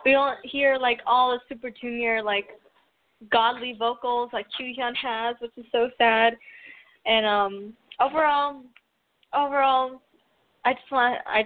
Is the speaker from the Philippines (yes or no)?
yes; Philippines; I'm Filipino too.